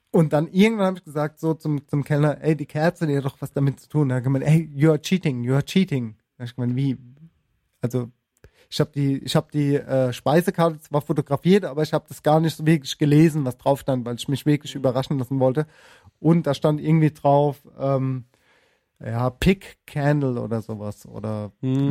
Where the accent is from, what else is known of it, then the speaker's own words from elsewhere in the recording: Germany; also born or lived in Spain; ich bin Deutsch und kann kein Spanisch, aber habe auch, hab auch in Spanien gelebt